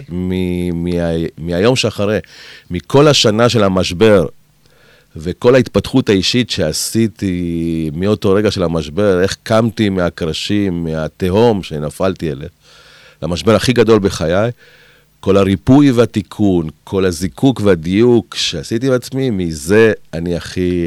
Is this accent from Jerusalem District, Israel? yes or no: no; Kiryat Gat, Southern District, Israel; also born or lived in Argentina; אני באתי מהפריפריה, מקריית גת